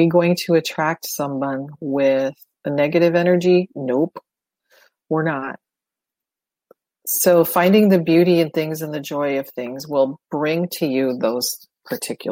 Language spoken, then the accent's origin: English; Detroit, Michigan, United States; Growing up in Detroit, I went to Canada a lot